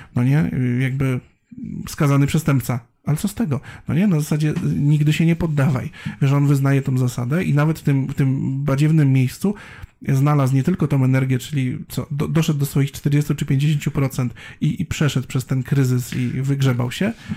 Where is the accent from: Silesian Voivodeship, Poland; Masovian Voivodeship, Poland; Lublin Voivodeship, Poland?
Silesian Voivodeship, Poland; Bielsko-Biała; ja wychowywałem się w Bielsku Białej